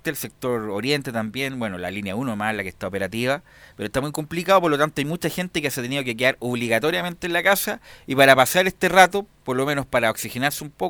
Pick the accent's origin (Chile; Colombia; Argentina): Chile